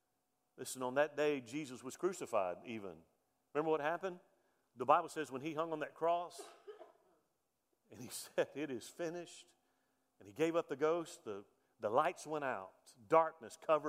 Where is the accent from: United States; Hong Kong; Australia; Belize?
United States; as a veteran, as an American